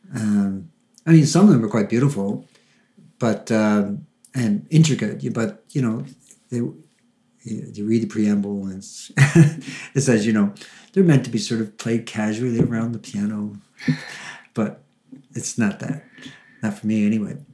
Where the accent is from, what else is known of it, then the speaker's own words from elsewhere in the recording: Gander, Newfoundland and Labrador, Canada; moved away; I was born in Gander, and I uh, have uh, my parents are from Cove, so I moved back here about 20 years ago. I've worked all across Canada